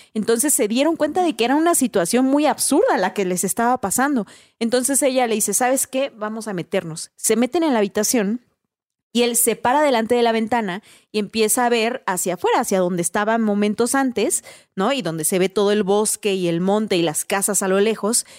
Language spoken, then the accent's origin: Spanish; Mexico; como mexicanos no se nos haría raro